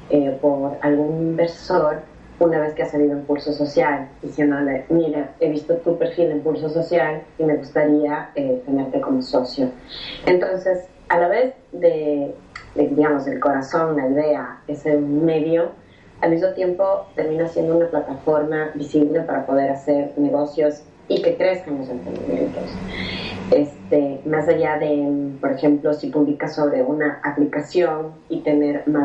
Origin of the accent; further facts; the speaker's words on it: Ecuador; moved away as an adult; now in Buenos Aires, Argentina; Este, sí, soy ecuatoriana, ojo. Yo